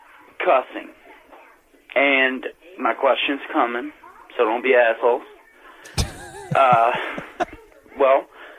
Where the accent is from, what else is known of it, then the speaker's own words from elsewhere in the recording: Richmond, Virginia, United States; And I'm from Richmond, Virginia, where rednecks and hood rats live in harmony.